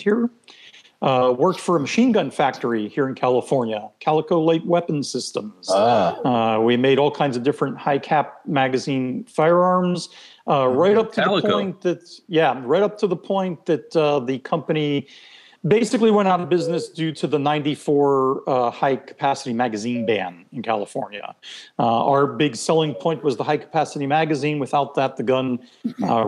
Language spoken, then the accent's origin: English; Israel; first language Hebrew; English is a second language; moved away as an adult; also born or lived in Philadelphia, United States; now in United States; I basically grew up there, kindergarten, first grade, all the way through elementary and high school